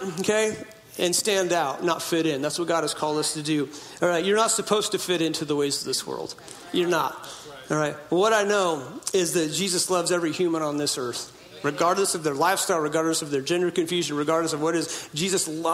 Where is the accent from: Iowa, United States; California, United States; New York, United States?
California, United States; Hoopa Valley Indian Reservation, Northern; I was born in Hoopaw Indian Reservation in Northern California.